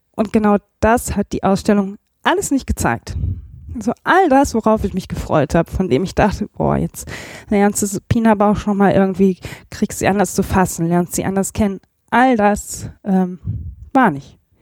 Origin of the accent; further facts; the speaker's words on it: Remscheid, North Rhine-Westphalia, Germany; moved away; ich komme ja ursprünglich aus Remscheid